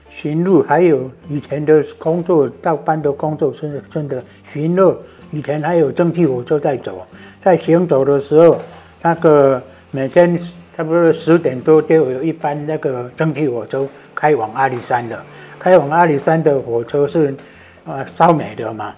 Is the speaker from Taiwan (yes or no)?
yes; Zhuqi, Chiayi County, Taiwan; 我是从小就在竹崎土生土长的